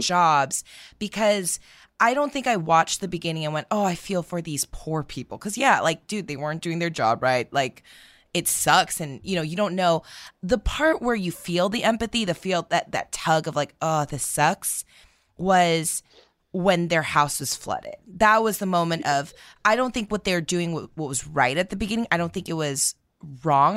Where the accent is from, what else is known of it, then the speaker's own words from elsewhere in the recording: United States; we are americans